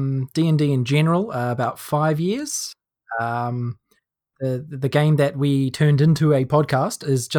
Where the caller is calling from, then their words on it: Wellington, New Zealand; I'm calling from Wellington.